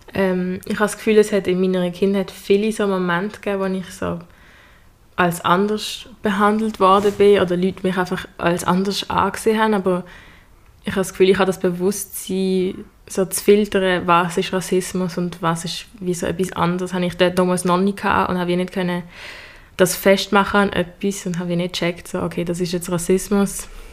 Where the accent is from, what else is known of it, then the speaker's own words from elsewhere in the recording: Basel, Basel-Stadt, Switzerland; komme auch aus Basel und bin Schülerin am Gym Leonard